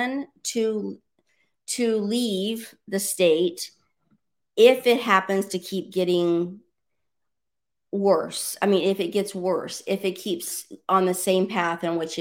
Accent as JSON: {"language": "English", "town": "Orlando", "region": "Florida", "country": "United States", "tie": "born or raised there", "lives_now": "Miami, United States", "said": "I was born and raised in Orlando."}